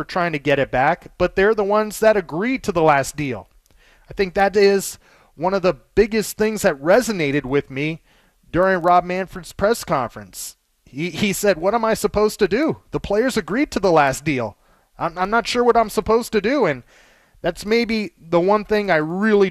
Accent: Los Angeles, California, United States; I grew up in Los Angeles my entire life

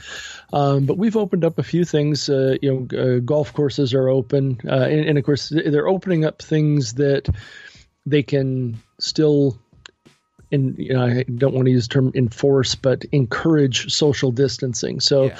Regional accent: Wisconsin, United States; now in Twin Cities, United States; I grew up in Western Wisconsin, fairly rural area.

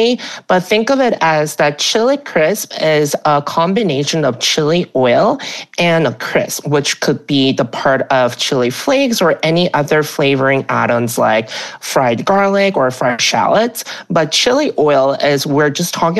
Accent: Alabama, United States; now in New York City, United States; I grew up in Alabama

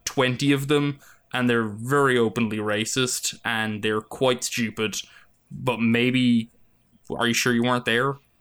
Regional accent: Ireland; now in United States

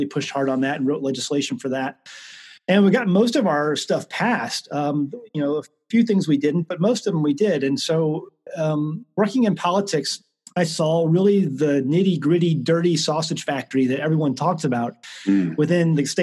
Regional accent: St. Louis, Missouri, United States; I grew up in St. Louis. Grew up basically in South County, South City area

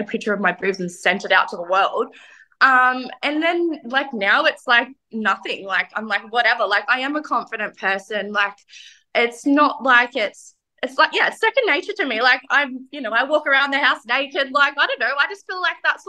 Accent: New South Wales, Australia; I grew up in New South Wales

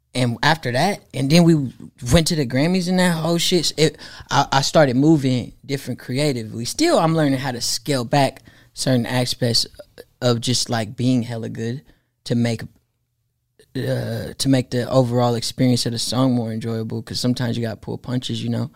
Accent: Oakland, California, United States; I'm from Oakland.

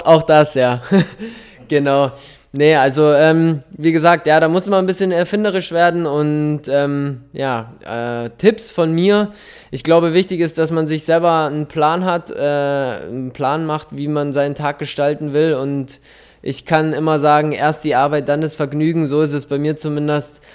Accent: Munich, Bavaria, Germany; da ich aber gebürtiger Münchner bin

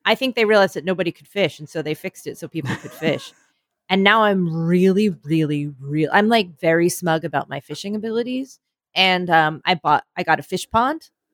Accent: New York, United States; I'm from New York

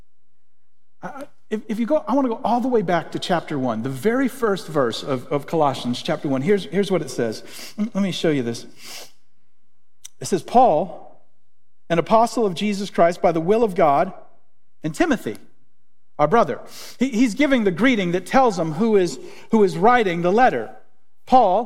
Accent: Springfield, United States; I grew up in Springfield

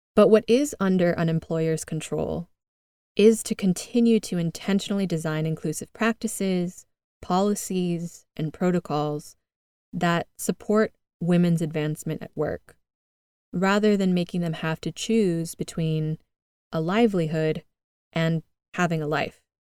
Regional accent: United States; moved away as an adult; now in Madrid, Spain; I'm originally from the United States, as you can tell by my accent

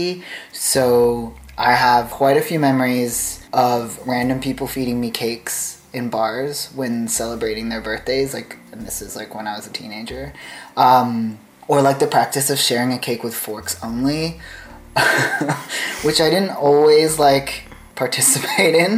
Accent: Taipei, Taiwan; moved away; growing up in Taipei

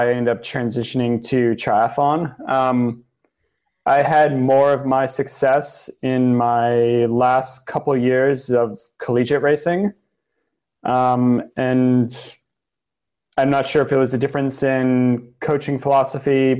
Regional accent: South Florida, United States; I grew up down in South Florida

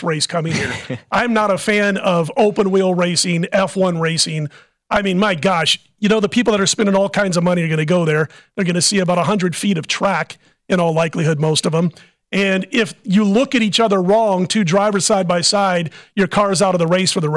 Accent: Midwest, United States; I was a Cardinal fan growing up in the Midwest.

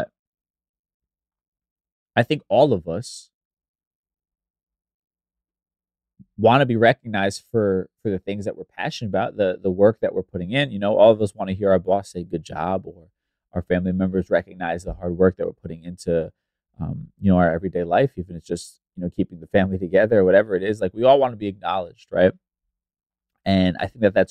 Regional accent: New York City, New York, United States; I grew up listening to in New York City radio

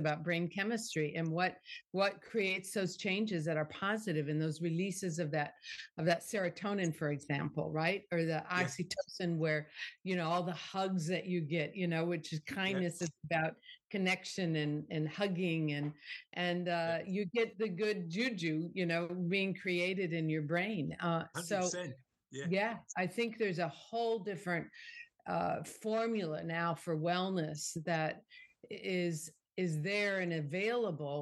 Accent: Northern Illinois, United States; moved away; also born or lived in Miami, Florida; I grew up in Northern Illinois

